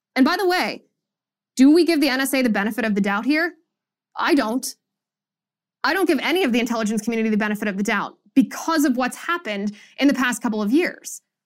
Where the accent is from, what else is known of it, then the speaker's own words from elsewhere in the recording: Cincinnati, Ohio, United States; In my hometown of Cincinnati